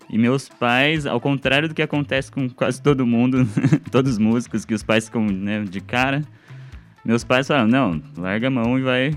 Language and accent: Portuguese; Bauru, São Paulo, Brazil; moved away as an adult; now in Curitiba, Brazil; Bauru, que é minha cidade natal, né? Bauru, interior de São uhum. Paulo